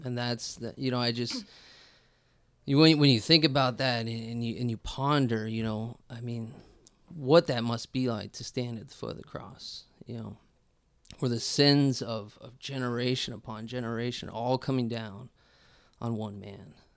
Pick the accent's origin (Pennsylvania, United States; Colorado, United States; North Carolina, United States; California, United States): Colorado, United States; moved away; also born or lived in St. Louis, Missouri; I'm originally from Colorado